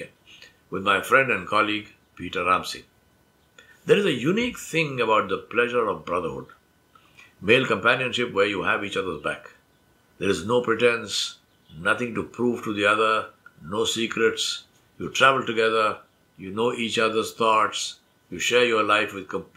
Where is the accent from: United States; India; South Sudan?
India; Hyderabad, Telangana; first language Urdu; English is a second language; moved away as an adult; also born or lived in Kwakwani, Guyana; I left the comfort of home and family and friends and social circle in Hyderabad and went to Guyana, South America, across the world.